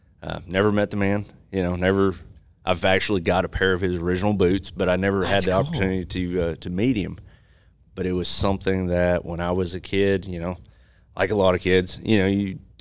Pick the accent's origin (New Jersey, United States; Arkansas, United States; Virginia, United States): Arkansas, United States; Marshall; I'm actually from Northwest Arkansas or North Central Arkansas.